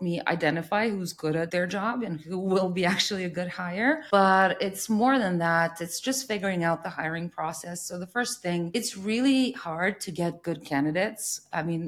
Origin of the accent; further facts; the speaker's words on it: Serbia; I'm from Serbia